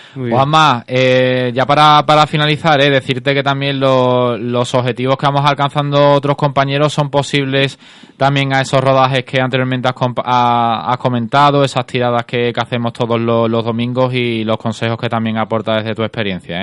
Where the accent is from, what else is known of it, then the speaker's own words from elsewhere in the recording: Cádiz, Andalusia, Spain; todos los que somos de, aquí de Cádiz